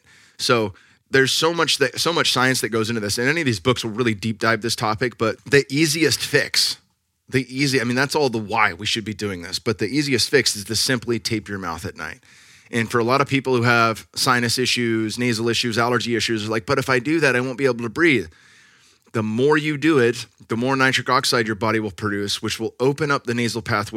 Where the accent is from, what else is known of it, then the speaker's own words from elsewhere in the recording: California, United States; now in Austin, United States; I'm from California.